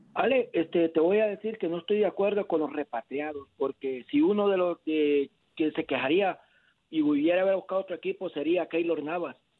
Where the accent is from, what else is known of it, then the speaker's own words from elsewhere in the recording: Mexico; now in Houston, United States; yo soy mexicano